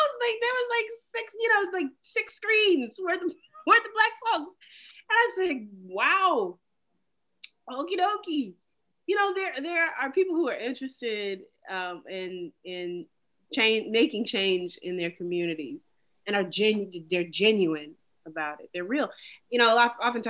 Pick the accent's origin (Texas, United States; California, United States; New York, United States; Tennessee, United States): Tennessee, United States; Nashville; moved away as an adult; also born or lived in Birmingham, Alabama / Asheville, North Carolina; now in Brooklyn, United States; We moved back to Nashville, Tennessee when I was 3 going on 4